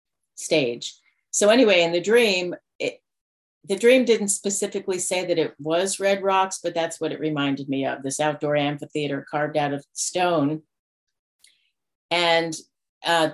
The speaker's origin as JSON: {"language": "English", "region": "New York", "country": "United States", "tie": "born or raised there", "also_born_or_lived": "Denver, Colorado / Colorado", "moved": "yes", "said": "I was born in Denver, but didn't grow up there. My family moved when I was 2 to New York. So that's where I grew up."}